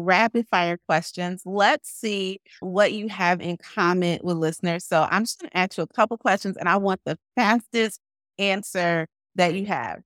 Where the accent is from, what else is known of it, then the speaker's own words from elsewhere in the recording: Chicago, Illinois, United States; I'm a Chicagoan as well